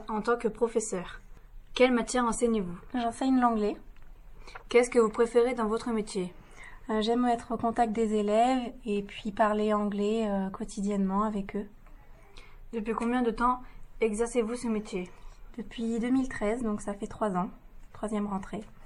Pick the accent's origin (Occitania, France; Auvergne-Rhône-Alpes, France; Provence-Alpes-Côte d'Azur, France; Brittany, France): Brittany, France; Quimper; moved away as an adult; now in Bohain-en-Vermandois, France; je suis de Bretagne